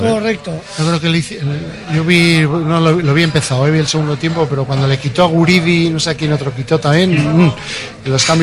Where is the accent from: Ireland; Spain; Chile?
Spain; Bilbao, Basque Country; que soy de Bilbao.